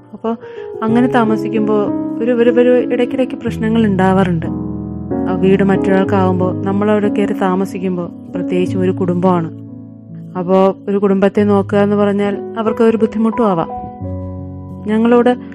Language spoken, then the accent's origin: Malayalam; Ozhukupara, Kerala, India; ഞാൻ ജനിച്ചത് വെമ്പായത്തിനടുത്തുള്ള ഒഴുകുപാറ എന്ന ഗ്രാമത്തിലാണ്